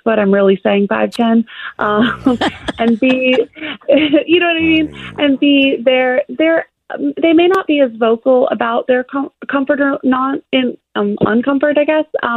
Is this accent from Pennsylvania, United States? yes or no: no; Alabama, United States; my dad's British, but I was raised in Alabama